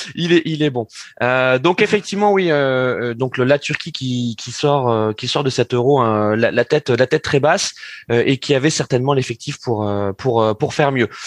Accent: France; en tant que Français

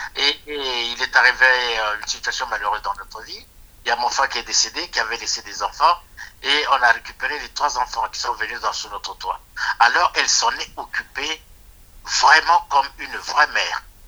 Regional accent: Republic of the Congo; moved away as an adult; now in France; Je suis du Congo-Brazzaville

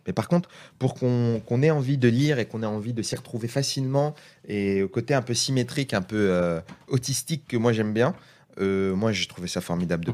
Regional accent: Seine-Saint-Denis, Île-de-France, France; on est de Seine-Saint-Denis tous les deux.

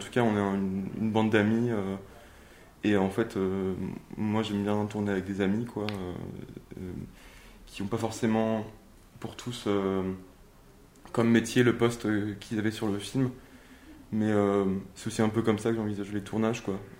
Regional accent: Nantes, Pays de la Loire, France; moved away as an adult; also born or lived in Paris; je suis né à Nantes et. Euh, d'accord. j'ai grandi à Nantes jusqu'à mes 18 ans

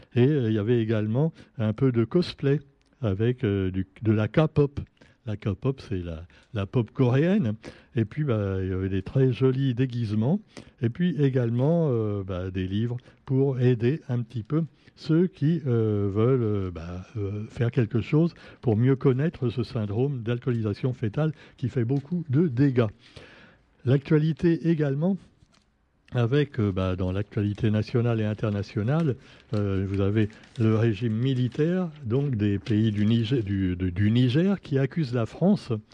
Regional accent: Réunion; chez nous à La Réunion

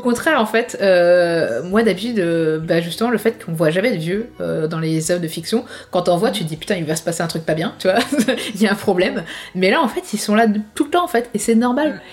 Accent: France; chez nous en France

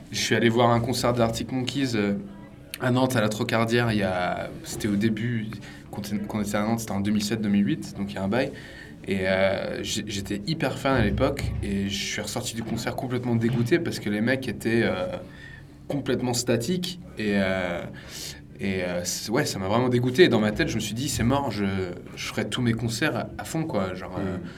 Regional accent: Jersey; moved away; also born or lived in Vendée; moi je suis de Jersey, britannique.

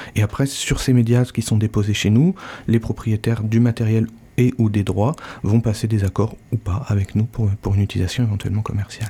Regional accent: Normandy, France; also born or lived in United States; now in Landes, France; je suis normand, né euh, sous la pluie, mais proche de, proche de la mer aussi.

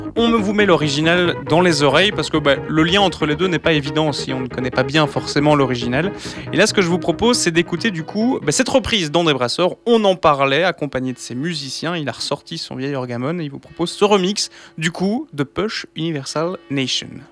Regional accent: Wallonia, Belgium; also born or lived in Brussels; on est originaire de Wallonie, malgré qu'on soit à Bruxelles, ici à Radio Panique

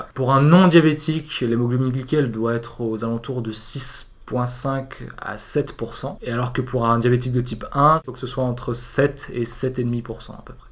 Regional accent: Avignon, Provence-Alpes-Côte d'Azur, France; moved away as an adult; now in Paris, France; Je suis né à Avignon euh, en 98

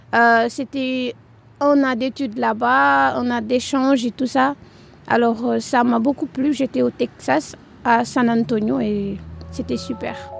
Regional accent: Rufisque, Dakar, Senegal; moved away as an adult; now in Tours, France; Je viens de Dakar, plus particulièrement à Rufus. C'est un département de Dakar.

